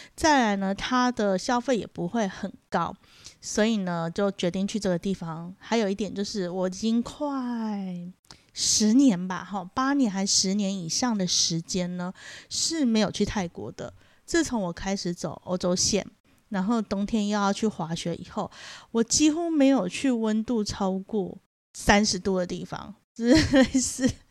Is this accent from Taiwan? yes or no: yes; Taiwan; 我们台湾人